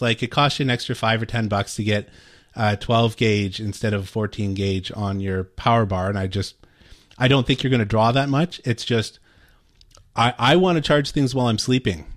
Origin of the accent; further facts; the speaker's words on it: Canada; I'm Canadian